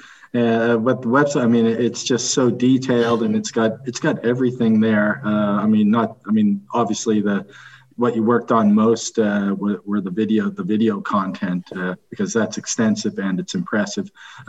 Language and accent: English; Halifax, Nova Scotia, Canada; my hometown, yeah, Halifax.